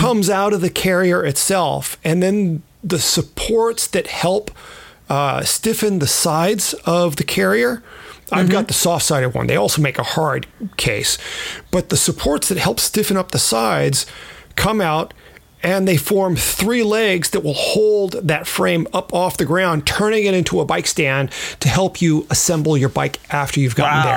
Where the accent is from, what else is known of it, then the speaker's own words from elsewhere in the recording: California, United States; I was from California